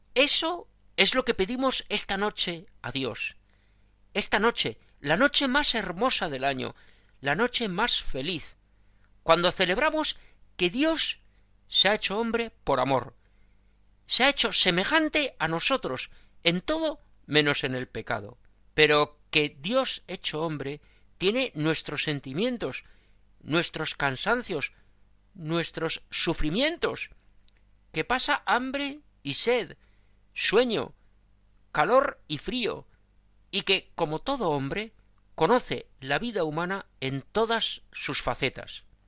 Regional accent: Spain; nosotros, los españoles

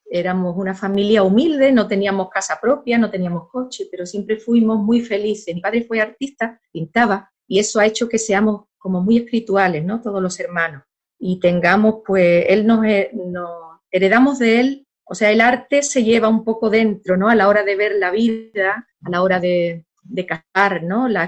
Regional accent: San Fernando, Andalusia, Spain; yo soy de San Fernando, de Cádiz, del sur de España, muy cerquita ya África, la zona de más luz de Europa.

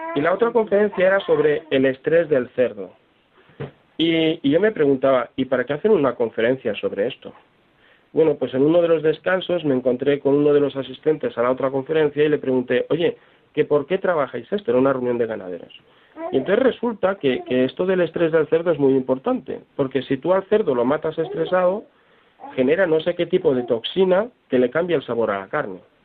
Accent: Valencia, Valencian Community, Spain; Yo que soy de Valencia

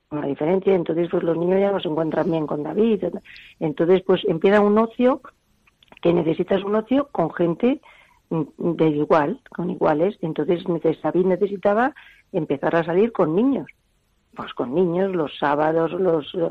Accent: Barcelona, Catalonia, Spain; born there; moved away as an adult; now in Madrid, Spain; yo ya te dije que nació en Barcelona, pues eh, vine a Madrid después de las Olimpiadas

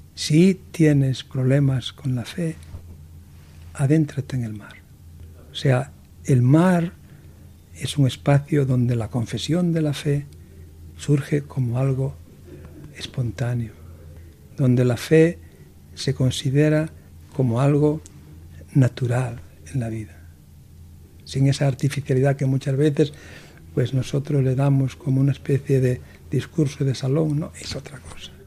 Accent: Galicia, Spain; also born or lived in Santiago de Compostela; now in Vigo, Spain; haber nacido en una parroquia eh, rural de Galicia, en la provincia de Pontevedra, pero que pertenece a la diócesis de Santiago de Compostela

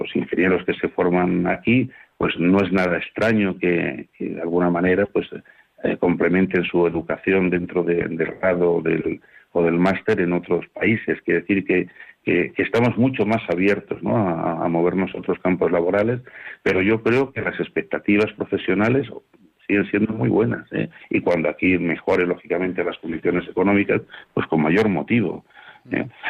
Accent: Spain; como españoles

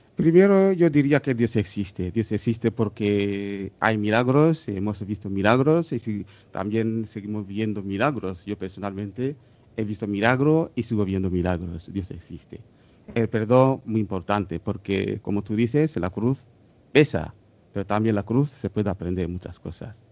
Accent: Rwanda; moved away; apareció en nuestra tierra. Estoy muy orgulloso de que ella ha visitado también mi tierra

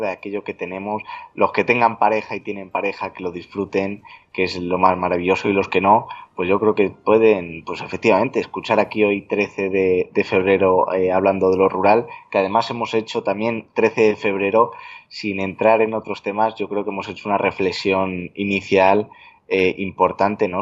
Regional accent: El Arenal, Castile and León, Spain; yo en mi pueblo, en el Arenal

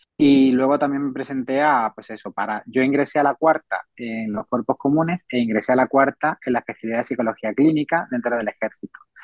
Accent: San Fernando, Andalusia, Spain; also born or lived in Seville; yo soy un, sevillano de nacimiento, pero criado en, San Fernando y toda mi familia procede de San Fernando, en Cádiz.

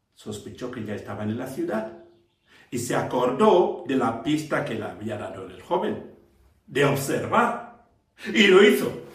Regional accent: Cameroon; Soy de Camerún, de África

